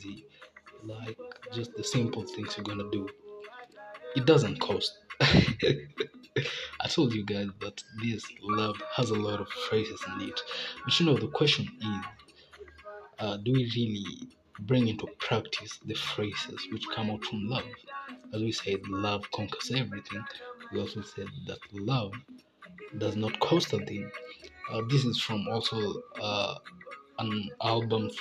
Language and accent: English; Kenya; I'm Kenyan, like, I'm very real Kenyan